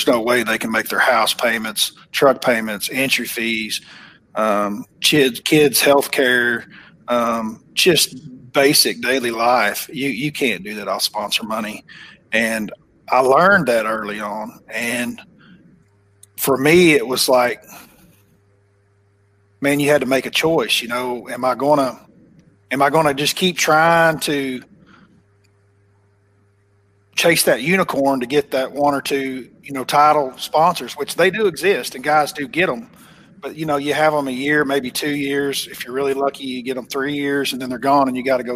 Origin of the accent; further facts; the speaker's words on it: Oklahoma, United States; accent: Oklahoma; my Oklahoma accent's probably a little too thick